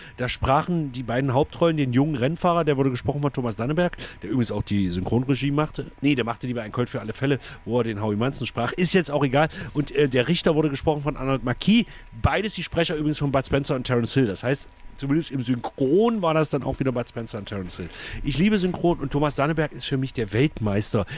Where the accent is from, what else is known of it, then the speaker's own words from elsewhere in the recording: East Germany, Germany; also born or lived in Saxony-Anhalt; war elf, als die Wende war, aber ich würde mich wirklich als Ossi